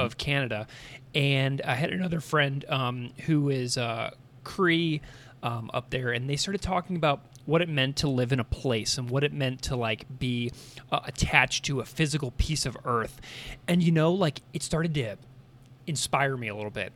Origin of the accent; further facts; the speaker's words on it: St. Louis, Missouri, United States; moved away as an adult; also born or lived in Saskatoon, Saskatchewan; I grew up in Saint Louis, Missouri